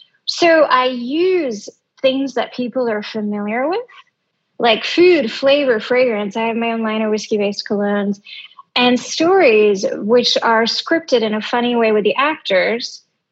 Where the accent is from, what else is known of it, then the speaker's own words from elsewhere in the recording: Greece; now in United States; Middle East, grown up in a Greek island, moving to the US, you know, that's a unique experience. And being Indian, no one else can do that.